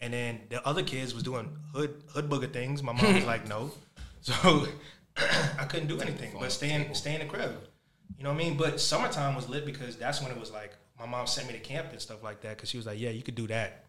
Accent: New York, United States; moved away; I'm originally from New York. I just left and came back.

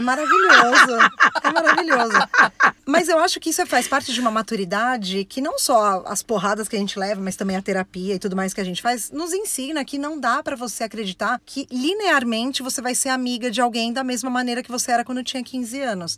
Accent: São Paulo, Brazil; sou de São Paulo, fui criada pela minha avó separando feijão feijão a infância inteira

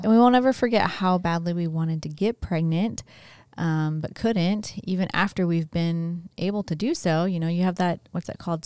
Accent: St. Louis, Missouri, United States; moved away; my husband and I uh, were born and raised in Saint Louis

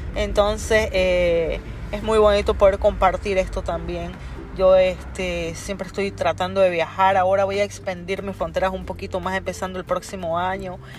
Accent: Bolivia; moved away as an adult; now in New York, United States; Yo soy boliviana. Eh, hace 15 años que yo emigré a los Estados Unidos.

